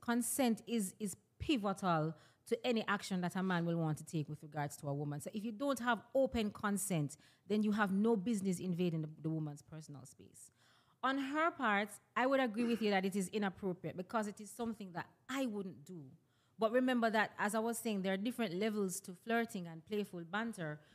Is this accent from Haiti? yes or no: no; Jamaica; I'm a Jamaican personality because that's my ethnicity, that's my nationality